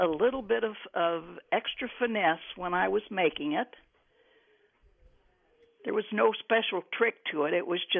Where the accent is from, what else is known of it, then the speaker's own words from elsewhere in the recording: Indiana, United States; I worked at a little shop in the town I grew up in Indiana, 200 people.